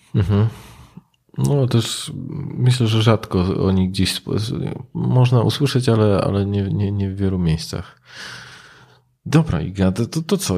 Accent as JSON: {"language": "Polish", "town": "Katowice", "region": "Silesian Voivodeship", "country": "Poland", "moved": "yes", "lives_now": "Wrocław, Poland", "said": "ja pochodzę z Katowic, no i tam ci ojcowie byli, na kopalni najczęściej"}